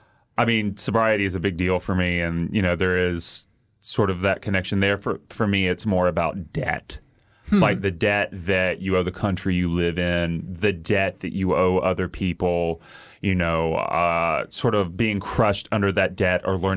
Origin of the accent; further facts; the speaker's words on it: the South, United States; I have sort of, like, insecurities about being seen as an idiot because I grew up in the South.